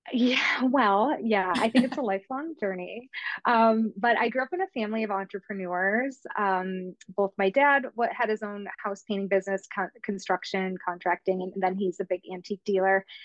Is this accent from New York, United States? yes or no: yes; New York, United States; I'm from New York, obviously the other side of the state